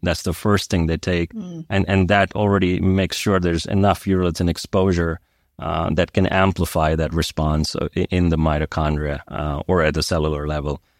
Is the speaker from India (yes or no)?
yes; India; also born or lived in United States; now in Switzerland; I grew up in India